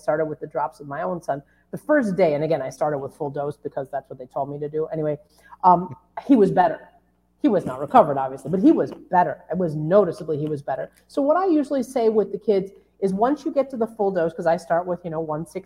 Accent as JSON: {"language": "English", "town": "Chicago", "region": "Illinois", "country": "United States", "said": "I'm from Chicago"}